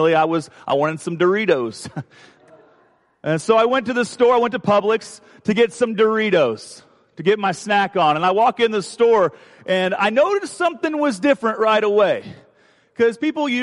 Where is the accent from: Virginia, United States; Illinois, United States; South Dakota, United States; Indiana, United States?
Indiana, United States; moved away; I'm from Indiana, and we don't have hurricanes in Indiana.